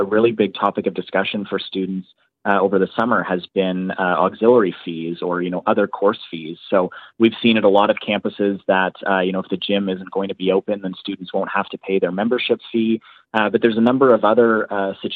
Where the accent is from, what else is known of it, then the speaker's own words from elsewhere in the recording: Ontario, Canada; moved away as an adult; now in Halifax, Canada; so I go to school here in Halifax, but I grew up in Ontario